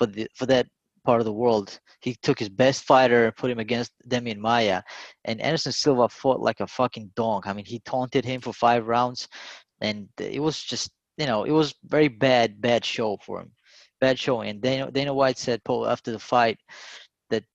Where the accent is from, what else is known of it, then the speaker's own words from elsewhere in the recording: Georgia; moved away; growing up in Georgia